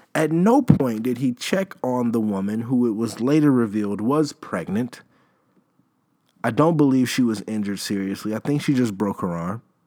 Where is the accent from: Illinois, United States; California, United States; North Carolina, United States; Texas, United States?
Illinois, United States; Chicago; I am from Chicago